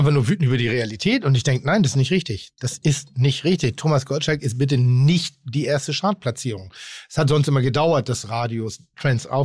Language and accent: German; Pinneberg, Schleswig-Holstein, Germany; Ich komme jetzt nicht vom Dorf, aber ich komme aus Pinneberg. Und wir hatten ich sag mal, 25 coole Leute in meiner Altersgruppe.